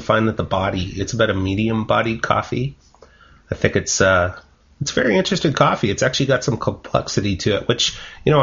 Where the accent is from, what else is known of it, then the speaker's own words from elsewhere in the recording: Canada; I'm Canadian